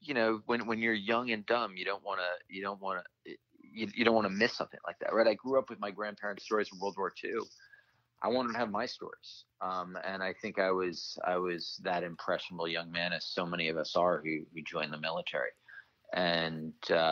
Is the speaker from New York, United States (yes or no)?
yes; New York, United States; I'm from New York